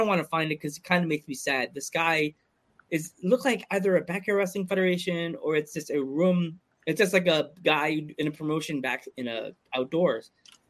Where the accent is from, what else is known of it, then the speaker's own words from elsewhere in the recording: United States; we're from America